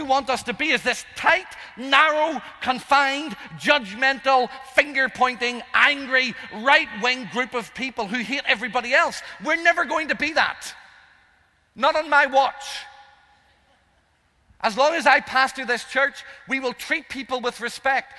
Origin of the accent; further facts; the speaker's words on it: Northern Ireland, United Kingdom; I'm Irish. I'm the youngest of five.